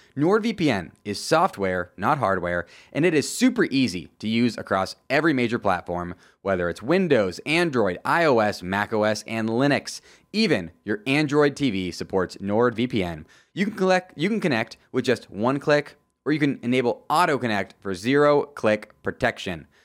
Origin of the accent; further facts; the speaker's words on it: Tampa Bay area, Florida, United States; moved away; also born or lived in Wisconsin; I'm actually born and raised in Florida, the Tampa Bay area.